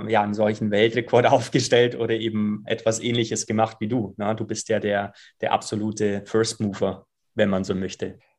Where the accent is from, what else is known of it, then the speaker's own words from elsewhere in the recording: Bavaria, Germany; Ja, die, die, die Schwarzwälder und auch die Allgäuer, da wo ich herkomme, die denken halt dann auch ähm, häufig mal anders.